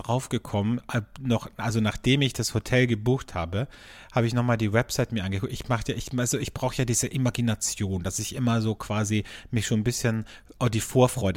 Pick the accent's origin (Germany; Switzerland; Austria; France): Austria; Carinthia; now in Vienna, Austria; bei mir in meiner Heimat in Kärnten